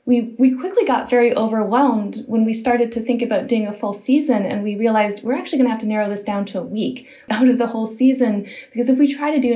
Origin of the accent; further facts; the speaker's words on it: Michigan, United States; moved away; I'm from originally from Michigan